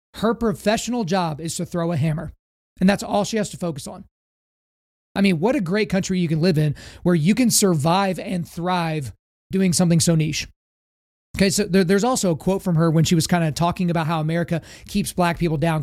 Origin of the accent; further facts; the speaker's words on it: United States; as an American